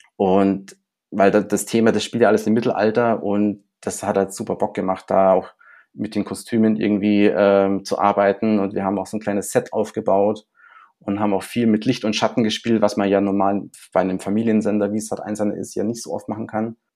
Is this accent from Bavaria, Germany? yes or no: yes; Munich, Bavaria, Germany; ich bin auch in Neuperlach zur Schule gegangen.